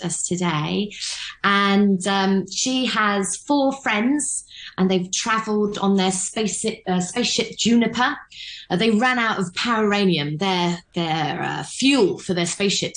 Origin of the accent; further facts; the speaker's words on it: London, United Kingdom; now in Hong Kong; back in London, where I'm from